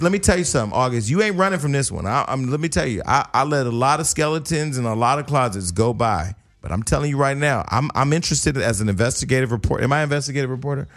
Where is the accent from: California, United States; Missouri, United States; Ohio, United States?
California, United States; Stockton; my hometown was in the news